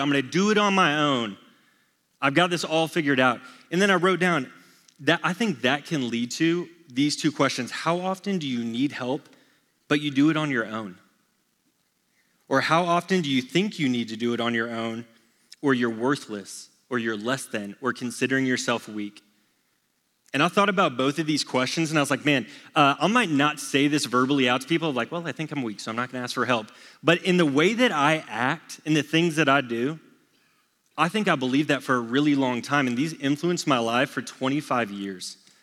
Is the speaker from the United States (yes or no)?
yes; Texas, United States; born and raised in Texas